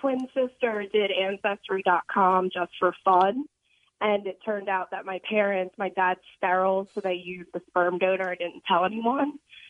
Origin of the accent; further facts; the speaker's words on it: Neshaminy High School, Pennsylvania, United States; I'm from Neshaminy High School